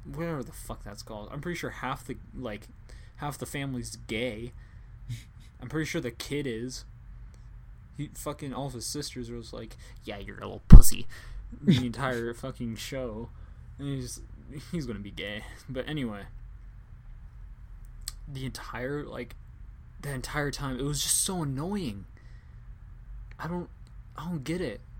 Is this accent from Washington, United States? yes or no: yes; Washington, United States; it's like I'm from Washington.